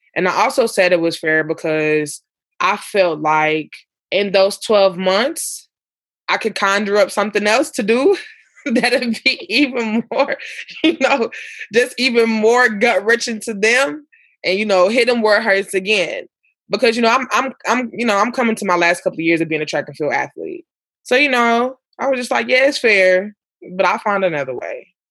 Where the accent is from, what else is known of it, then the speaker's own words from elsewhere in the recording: Ferguson, Missouri, United States; growing up in Ferguson, because I was younger